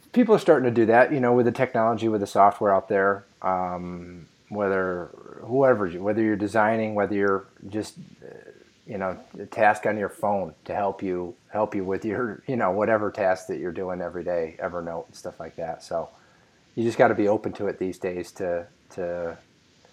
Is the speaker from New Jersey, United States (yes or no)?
no; upstate New York, United States; growing up in New York, upstate New York, and then moving to New York City later in life